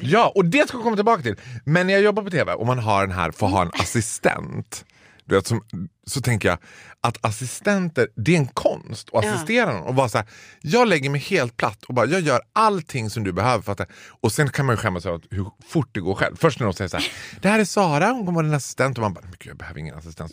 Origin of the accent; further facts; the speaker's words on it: Borlänge, Dalarna County, Sweden; accent: Dalmål; moved away; i mitt pass står det inte birthplace Falun, det står birthplace Stora Tuna.